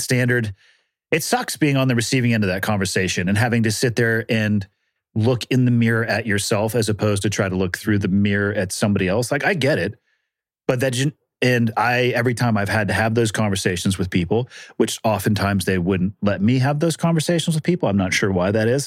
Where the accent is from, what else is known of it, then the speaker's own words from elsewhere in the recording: California, United States; I'm from California, born and raised